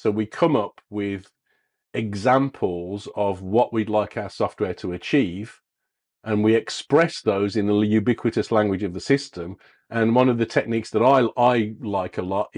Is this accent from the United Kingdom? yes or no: yes; England, United Kingdom; as we English would say